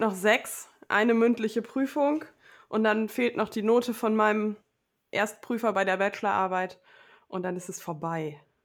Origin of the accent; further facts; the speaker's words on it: Low German-speaking home region, Northern Germany, Germany; accent: Low German (Plattdeutsch); ich übernehme ja auch Wörter aus meiner Heimat, so aus dem Plattdeutschen